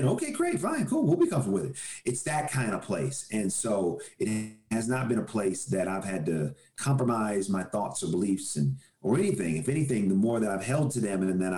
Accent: Oakland, California, United States; I'm from Oakland, California

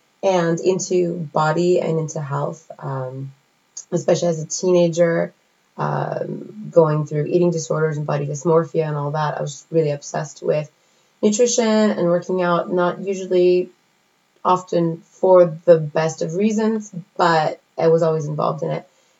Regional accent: California, United States; moved away as an adult; now in Paris, France; I am soon to be 37 years old. I'm originally from California. And I'm living here in Paris, France for the last 10 years. So originally from California, I moved here to be a French major.

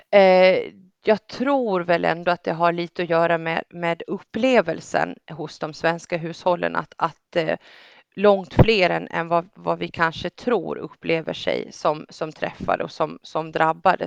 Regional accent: Gotland, Sweden; jag kommer från Gotland

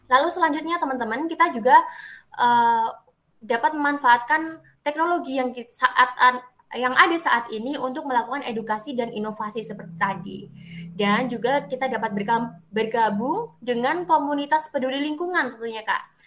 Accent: Banyuwangi, East Java, Indonesia; Kalau di Banyuwangi sendiri ya kak ya, karena saya orang Banyuwangi nih kak Dinda dan kak Dewi.

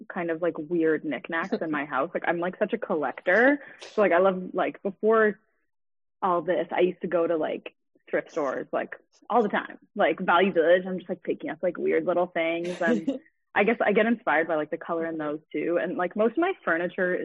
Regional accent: Richmond Hill, Ontario, Canada; also born or lived in Toronto; I was born in Toronto, but we moved to Richmond Hill when I was like 5, so I lived there for like until I was finished high school.

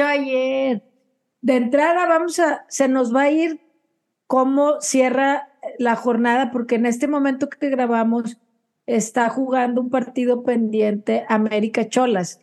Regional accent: Mexico; nosotros como mexicanas

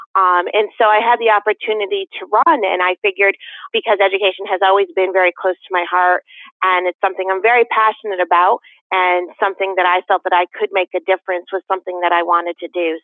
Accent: West Hartford, Connecticut, United States; now in Canton, United States; Even though I, I was born in Hartford, I grew up in West Hartford, which had a significant amount of Portuguese.

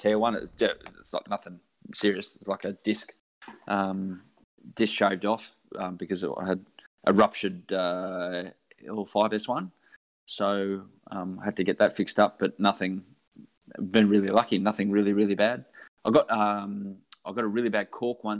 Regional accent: Sydney, New South Wales, Australia; Sydney born and bred, and luckily never had to move out of Sydney and away from where I grew up.

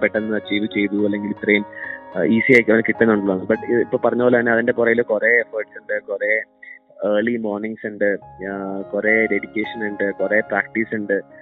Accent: Adimali, Kerala, India; ഞാൻ ശരിക്കും ഇടുക്കി ജില്ല കാരണമാണ് അടിമാലിലാണ് ഞാൻ പഠിച്ചതും വളർന്നതെല്ലാം

